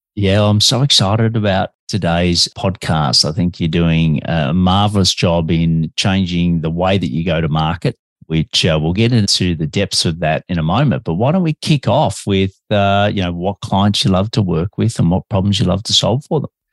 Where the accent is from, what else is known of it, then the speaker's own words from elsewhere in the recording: Australia; also born or lived in Melbourne, Australia; I'm an Aussie and I'm living in Melbourne, Australia, but I have a bit of an accent